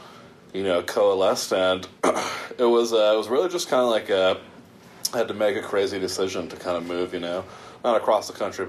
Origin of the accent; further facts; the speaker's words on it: East Coast, United States; also born or lived in New Jersey / New York / Connecticut / Virginia; And I grew up on the East Coast. So I grew up in some variation of New Jersey, New York, Connecticut, and Virginia.